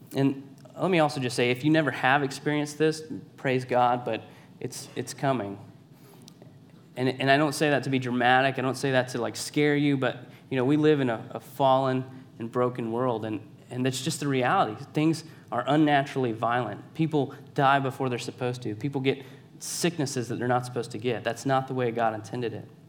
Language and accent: English; Savannah, Georgia, United States; I'm from Savannah, Georgia, born and raised